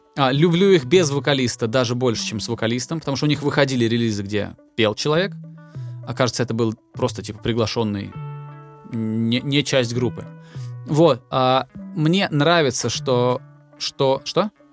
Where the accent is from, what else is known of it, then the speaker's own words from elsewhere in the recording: Volgograd, Volgograd Oblast, Russia; я же с Волги, вот, и сам я жил в Волгограде, но на лето к бабушке меня отправляли через Волгу